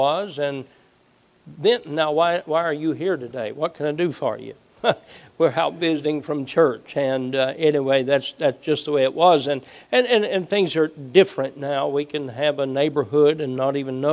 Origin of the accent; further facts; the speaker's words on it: Southeast Kentucky, United States; Growing up in Southeast Kentucky